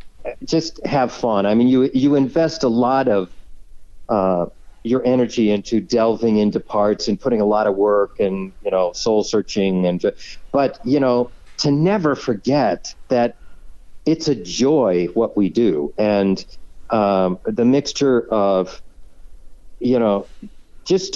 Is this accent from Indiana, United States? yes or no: yes; Fort Wayne, Indiana, United States; moved away; also born or lived in Huntington, Indiana; Indiana. I grew up in Fort Wayne. I was born in Huntington.